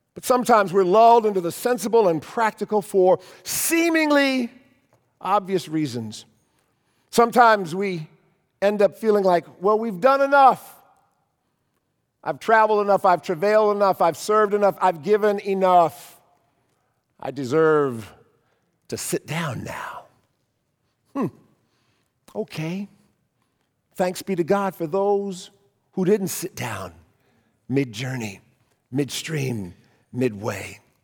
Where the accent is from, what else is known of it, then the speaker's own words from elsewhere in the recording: Cleveland, Ohio, United States; our church growing up in Cleveland